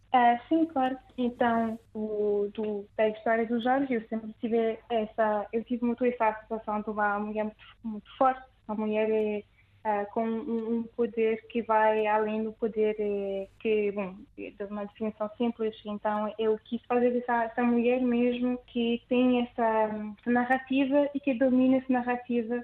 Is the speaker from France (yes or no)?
yes; France; accent: French; Portuguese is a second language; moved away as an adult; now in Lisbon, Portugal; eu nasci em França e tenho avós portugueses